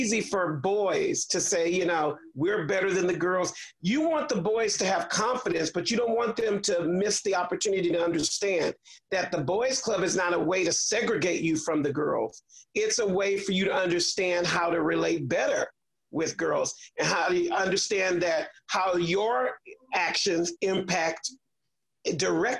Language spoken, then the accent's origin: English; Houston, Texas, United States; I grew up in Fifth Ward